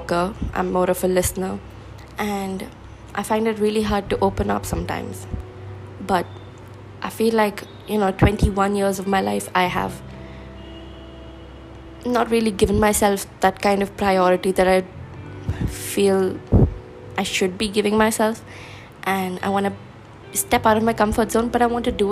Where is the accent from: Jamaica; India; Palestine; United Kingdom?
India; I am from India.